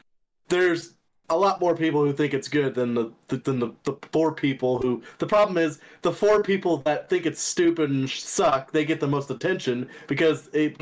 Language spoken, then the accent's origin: English; Texas, United States; I come from Texas.